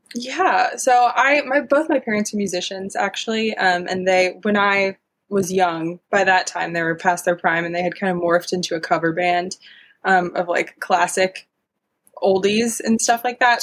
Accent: the South, United States; I'm from the South too, so it kind of comes out a little country

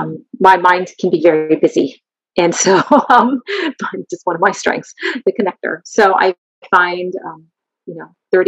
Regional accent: Kennett Square, Pennsylvania, United States; We live in a community that's my hometown is Kennett Square

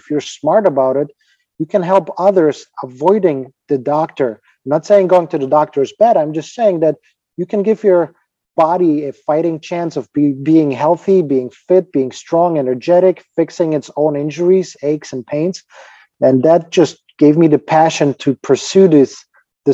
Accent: Ukraine; English is a second language; moved away as an adult; now in United States; I'm originally from Ukraine, and don't get me wrong, I love the country where I'm from, my home country

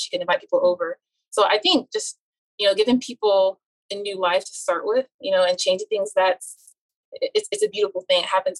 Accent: United States; especially, you know, I'm Nigerian American, you know, and we're already ingrained as little to become successful

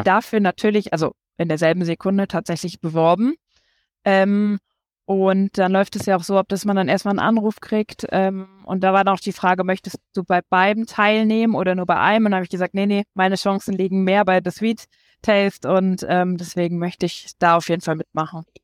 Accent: Siegen, North Rhine-Westphalia, Germany; also born or lived in Düsseldorf / Nuremberg; now in Regensburg, Germany; geboren bin ich in Düsseldorf, mhm. ähm, sind dann umgezogen nach Siegen

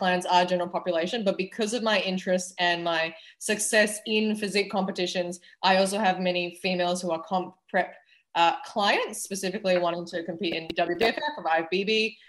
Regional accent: Malaysia; accent: slight cross between Canadian, American, Australian; But so I am Malaysian with British roots. And the accent is a slight cross between Canadian, American, Australian, but I went to an international school.

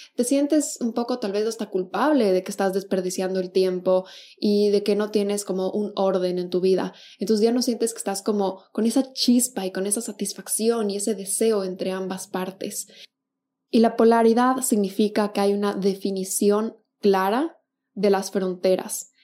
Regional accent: Quito, Pichincha, Ecuador; now in Buenos Aires, Argentina; yo soy de Quito, Ecuador, y al momento vivo en Buenos Aires

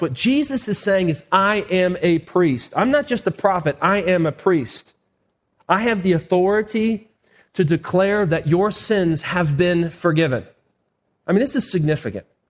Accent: United States

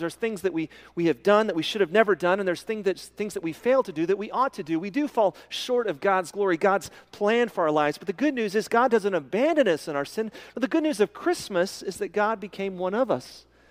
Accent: Midland, Texas, United States; when I was a kid growing up in Midland, Texas

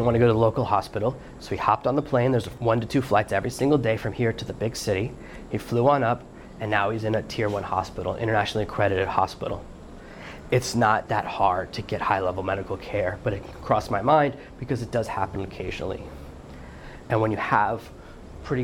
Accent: United States; it's my home country

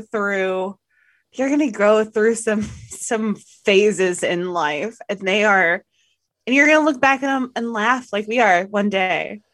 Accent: the South, United States; I am from the South

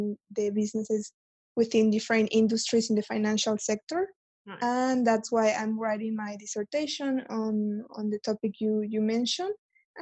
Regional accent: Mexico; moved away as an adult; now in London, United Kingdom; I am from Mexico. I moved to London back in September last year to start a master's in finance.

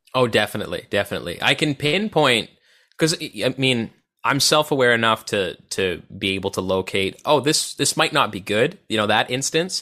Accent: Odessa, Ontario, Canada; it was Odessa, Ontario, with a population of eight hundred people

